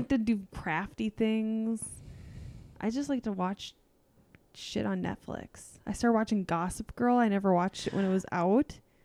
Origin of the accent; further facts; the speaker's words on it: half an hour from Saint Cloud, Minnesota, United States; my hometown was a half an hour from Saint Cloud.